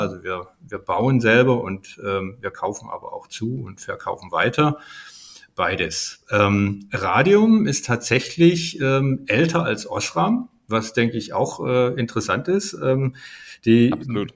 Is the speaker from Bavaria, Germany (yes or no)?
no; Stuttgart, Baden-Württemberg, Germany; moved away as an adult; also born or lived in United States; Ich bin ähm, in Stuttgart geboren